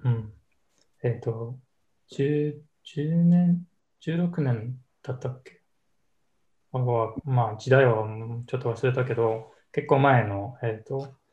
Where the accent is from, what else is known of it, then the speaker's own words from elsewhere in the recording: Canada; Japanese is a second language; moved away as an adult; also born or lived in United States; now in Japan; 出身はカナダ